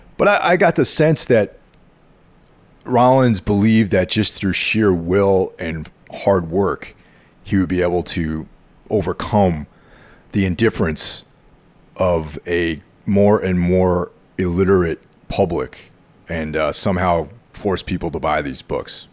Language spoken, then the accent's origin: English; near the Connecticut border, close to Danbury, New York, United States; near where I grew up on the Connecticut border, close to Danbury